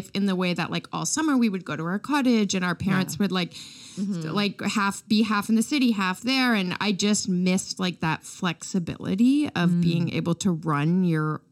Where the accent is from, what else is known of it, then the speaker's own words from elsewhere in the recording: Canada; We're like Canadian girls